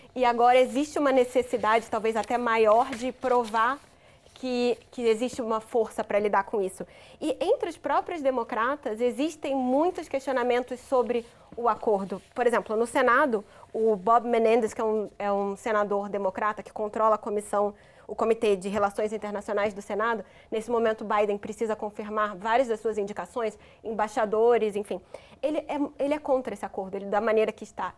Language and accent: Portuguese; Rio de Janeiro, Brazil; No Rio de Janeiro, de, o estado de onde eu sou